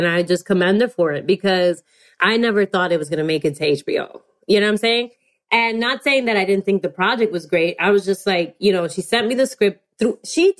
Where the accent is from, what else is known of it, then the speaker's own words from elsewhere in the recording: New York City, New York, United States; I always been proud to be Dominican American and being a New Yorker on top of that, because I also feel like there's a culture in New York City that's very unique, unlike any place in America.